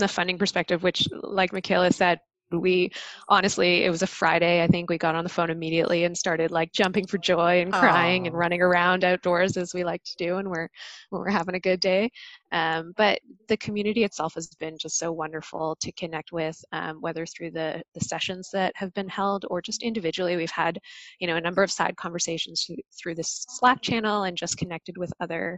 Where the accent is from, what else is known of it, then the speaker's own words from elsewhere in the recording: Toronto, Ontario, Canada; we were both raised in Toronto, in the West End of Toronto